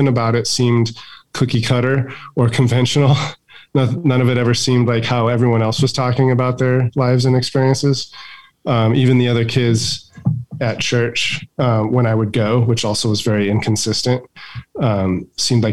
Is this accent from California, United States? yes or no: yes; Barstow, California, United States; It's a poor town in Barstow, and didn't have a ton of means, but also had what we needed